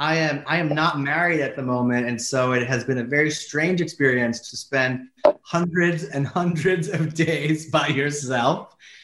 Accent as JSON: {"language": "English", "town": "New York City", "region": "New York", "country": "United States", "tie": "born or raised there", "said": "And I think Staten Island is a place really special to me. I grew up there. But it's also a place with a really, really strong community, a strong Italian American community, a place where grandparents and grandkids all live in the same house very often."}